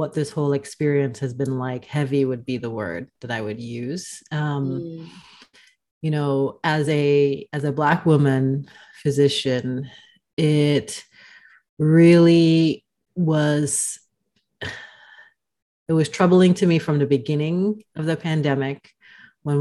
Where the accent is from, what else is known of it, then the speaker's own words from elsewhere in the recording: Dominica; now in Omaha, United States; I am originally from the Caribbean, born on the island of Dominica, but I've been living in Omaha for the last 4+ years or so